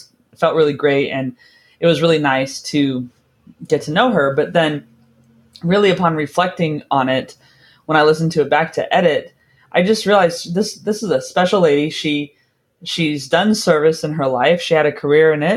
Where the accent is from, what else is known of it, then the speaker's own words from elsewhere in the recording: California, United States; moved away; I'm from California originally